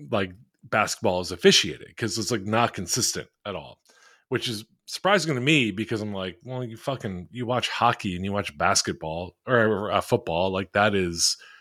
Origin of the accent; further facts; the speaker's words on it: Philadelphia, Pennsylvania, United States; a bunch of people I grew up with in Philly